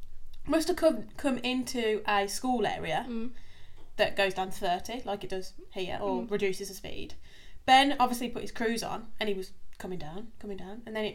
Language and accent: English; England, United Kingdom; accent: English; You can tell by our accents we're English.